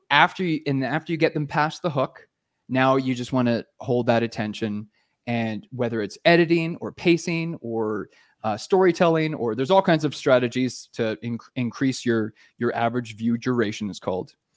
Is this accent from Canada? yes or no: yes; Canada; moved away as an adult; now in Costa Rica; I'm a Canadian